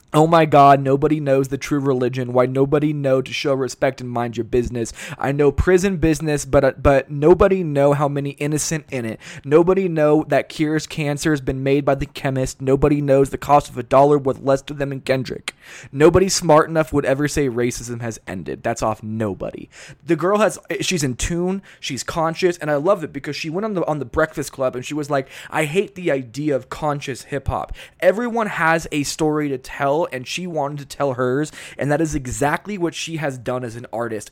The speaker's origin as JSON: {"language": "English", "region": "California", "country": "United States", "tie": "born or raised there", "moved": "yes", "said": "I grew up around Cali, I grew up in California."}